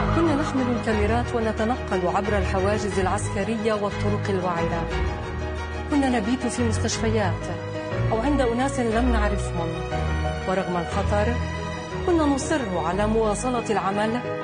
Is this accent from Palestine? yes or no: yes; Jerusalem, Palestine; انا بنت القدس